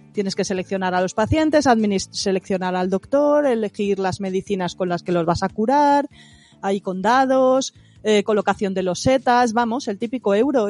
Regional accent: Madrid, Community of Madrid, Spain; Yo es que soy de Madrid, ¿sabes? No soy de provincias

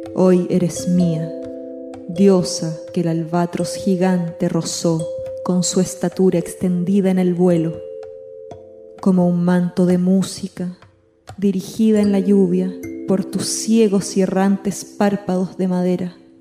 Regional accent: Santiago, Santiago Metropolitan Region, Chile; moved away as an adult; now in Buenos Aires, Argentina; yo soy chilena, vivo vivía en Santiago, eh, ahora vivo en Buenos Aires

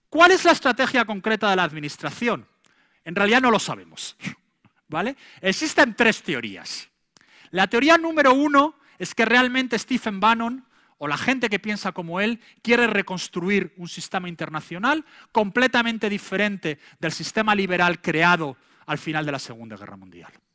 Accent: Spain; now in United States; en España en aquella época

